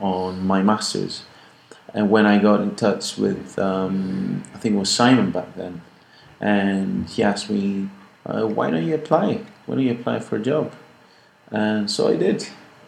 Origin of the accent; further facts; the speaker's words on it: Athens, Attica, Greece; moved away as an adult; now in Scotland; my family's back home and back in Greece. I'm from Athens